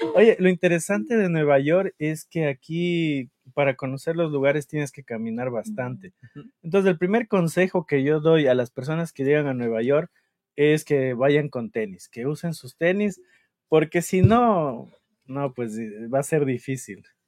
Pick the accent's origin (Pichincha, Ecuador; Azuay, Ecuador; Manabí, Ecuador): Pichincha, Ecuador; Quito; yo soy de Quito